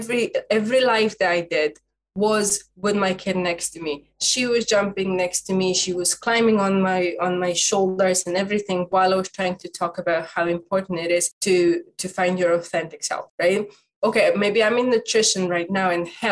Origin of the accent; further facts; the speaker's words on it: Dundee, Scotland, United Kingdom; I'm from Dundee in Scotland.